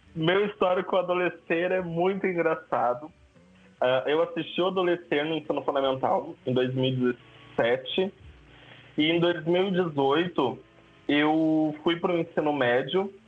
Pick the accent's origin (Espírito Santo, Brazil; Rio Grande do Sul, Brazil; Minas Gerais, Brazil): Rio Grande do Sul, Brazil; São Leopoldo; Sou de São Leopoldo